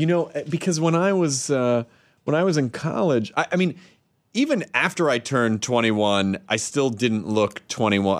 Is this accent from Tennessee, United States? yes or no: yes; Tennessee, United States; I'm from Tennessee